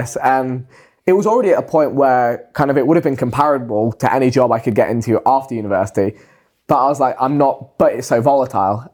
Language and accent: English; England, United Kingdom